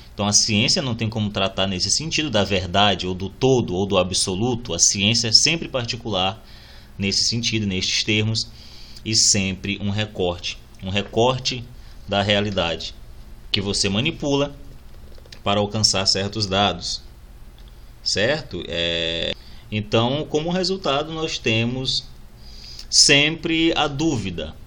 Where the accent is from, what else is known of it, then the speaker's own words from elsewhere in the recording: Brazil; nos define como brasileiros